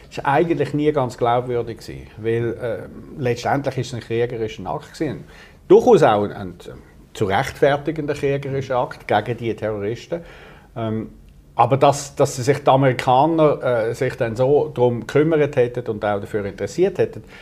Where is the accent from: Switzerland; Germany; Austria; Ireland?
Switzerland; als Europäer und dann erst recht als Schweizer, sollte okay.